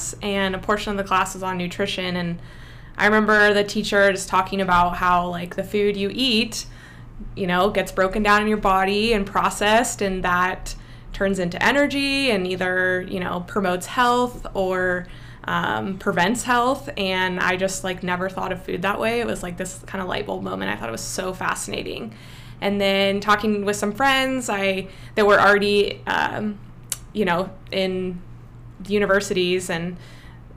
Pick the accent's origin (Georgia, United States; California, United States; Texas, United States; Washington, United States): California, United States; Santa Cruz; moved away; growing up in Santa Cruz, for those of you that don't know, it's pretty crunchy granola